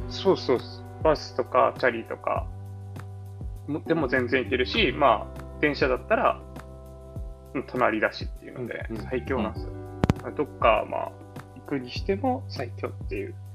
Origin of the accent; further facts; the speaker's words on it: Kyushu, Japan; now in Nakano, Japan; 九州生まれなのもあって